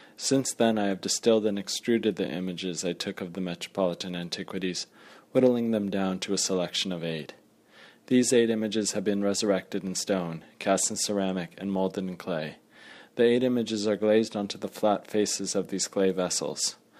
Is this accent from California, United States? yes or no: yes; Los Angeles, California, United States; I'm an artist from Los Angeles